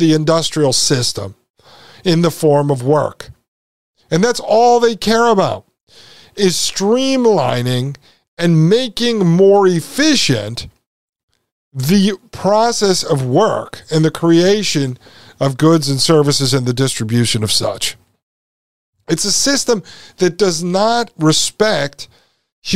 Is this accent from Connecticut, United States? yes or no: yes; Connecticut, United States; I was born and raised in Connecticut